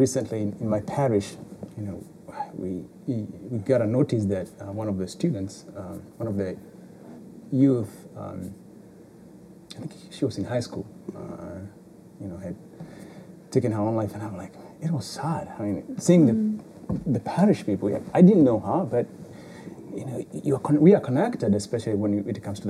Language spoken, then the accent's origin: English; Kenya; moved away; I'm from Kenya